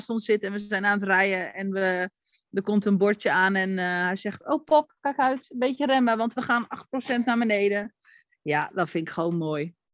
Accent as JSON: {"language": "Dutch", "country": "Netherlands", "said": "We zijn Nederlanders, maar..."}